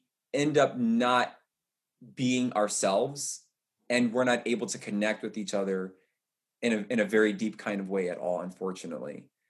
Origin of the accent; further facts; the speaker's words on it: the South, United States; So I'm gay, I'm black, I'm a runner, I'm a man, I'm tall, I'm from the South.